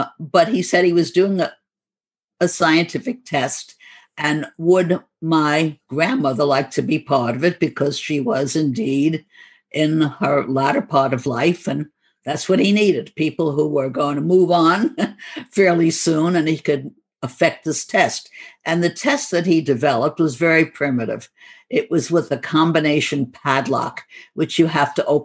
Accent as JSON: {"language": "English", "town": "New York City", "region": "New York", "country": "United States", "accent": "New York", "said": "And we were from Brooklyn, and we sometimes would imitate the Brooklyn accent, although I don't think we deeply, heavily were stamped by it."}